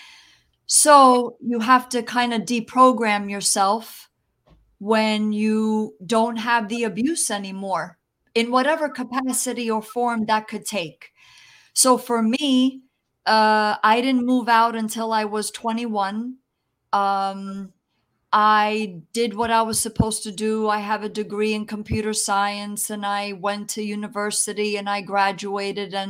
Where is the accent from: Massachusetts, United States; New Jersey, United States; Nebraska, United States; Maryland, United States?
New Jersey, United States; first language Italian; English is a second language; also born or lived in New York City; I was born in New York City, actually, but I was raised in New Jersey